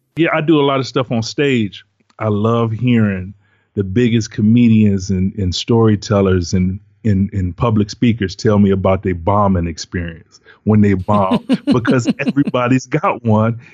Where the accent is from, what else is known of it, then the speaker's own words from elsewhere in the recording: Detroit, Michigan, United States; I'm from Detroit, live in Detroit